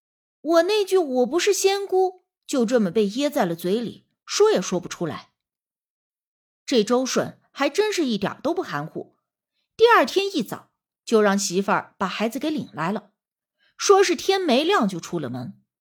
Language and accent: Chinese; Northeast China, China; 我们东北人说老儿子就是小儿子的意思，老小就是辈分排行最小的。